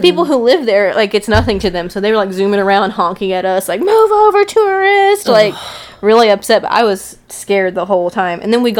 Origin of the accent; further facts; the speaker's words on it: Texas, United States; we're from Texas where it's flat.